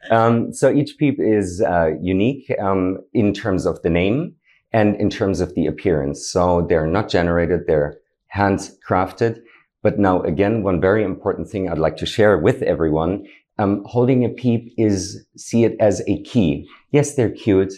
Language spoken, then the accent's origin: English; Berlin, Germany; moved away as an adult; now in Dubai, United Arab Emirates; originally I'm from Germany, uh, born and raised in Berlin.